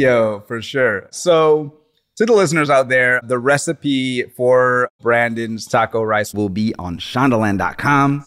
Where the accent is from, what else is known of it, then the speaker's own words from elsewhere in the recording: Slidell, Louisiana, United States; also born or lived in New Orleans; growing up in Louisiana going to high school in Slidell